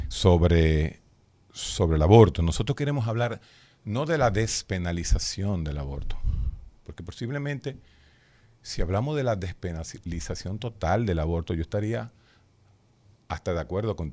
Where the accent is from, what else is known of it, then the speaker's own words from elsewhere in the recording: Dominican Republic; yo soy dominicano.